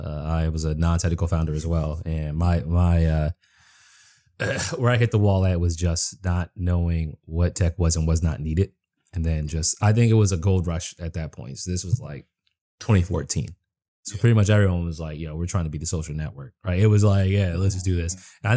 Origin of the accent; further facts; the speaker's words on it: East Coast, United States; now in Washington, D.C., United States; I mean, I grew up in the East Coast, so it's like, but I'm getting to a point where it's wearing me down.